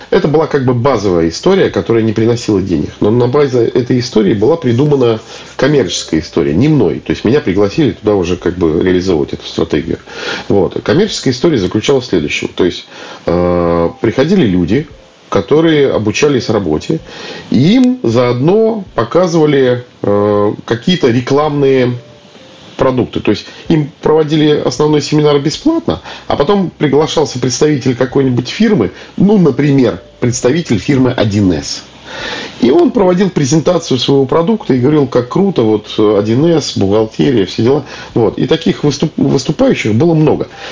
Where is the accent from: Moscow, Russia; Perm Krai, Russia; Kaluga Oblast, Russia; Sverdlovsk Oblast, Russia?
Kaluga Oblast, Russia; Kaluga; moved away as an adult; now in Saint Petersburg, Russia; я сам из Калуги